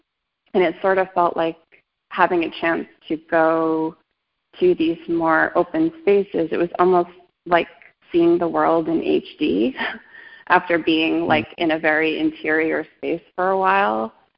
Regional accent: Brooklyn, New York, United States; also born or lived in Long Island; but I'm from New York.

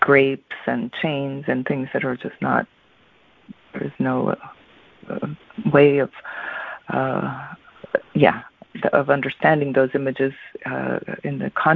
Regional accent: Mexico City, Mexico; I'm from Mexico

